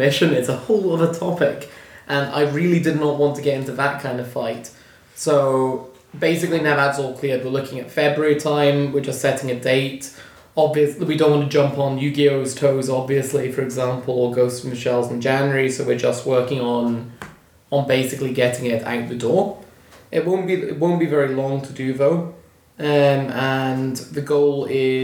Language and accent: English; Stranraer, Scotland, United Kingdom; I grew up in Stranraer